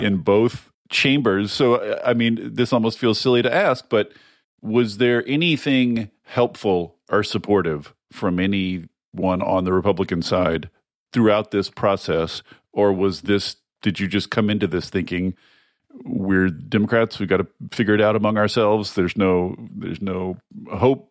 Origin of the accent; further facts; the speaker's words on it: Washington, United States; my home state of Washington